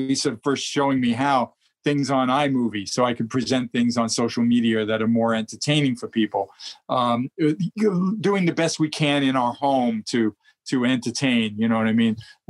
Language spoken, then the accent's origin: English; Brooklyn, New York, United States; And I'm, of course, born and bred in New York. So you should hear my voice when I get there. I go total New York.